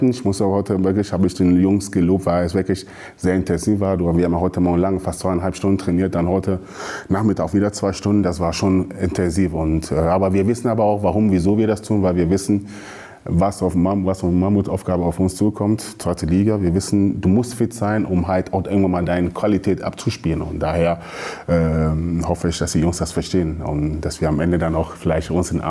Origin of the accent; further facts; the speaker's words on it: Hanover, Lower Saxony, Germany; now in Ruhr, Germany; Ich komme aus Hannover, aber bin jetzt lebt äh, im Ruhrgebiet